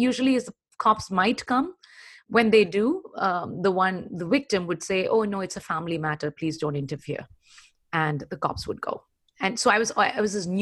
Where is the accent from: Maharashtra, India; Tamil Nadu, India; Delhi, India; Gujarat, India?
Tamil Nadu, India; Chennai; also born or lived in Kerala; I was born in Kerala, southernmost tip of the Indian Peninsula, but brought up in Chennai. All my growing up happened in Chennai, erstwhile Madras.